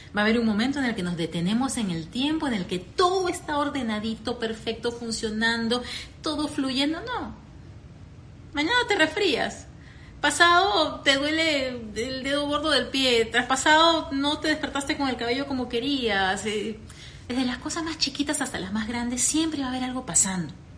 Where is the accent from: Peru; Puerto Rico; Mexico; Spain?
Peru; moved away as an adult; also born or lived in Venezuela; now in United States; mi país, Perú